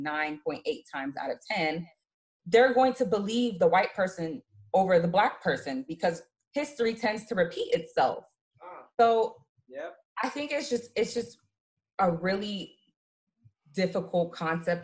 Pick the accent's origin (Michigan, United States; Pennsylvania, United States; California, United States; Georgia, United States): Georgia, United States; born or raised there; now in New York, United States